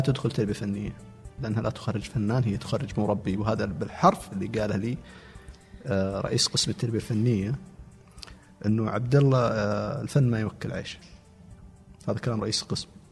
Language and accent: Arabic; a village belonging to Al-Namas, Asir, Saudi Arabia; also born or lived in Riyadh / Abha; ما جينا من ابها جينا من القريه تابعه للنماص مدينه النماص